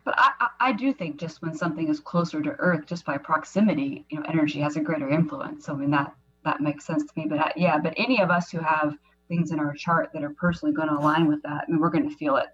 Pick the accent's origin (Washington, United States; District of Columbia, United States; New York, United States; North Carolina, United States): Washington, United States; Seattle; moved away; Seattle is my hometown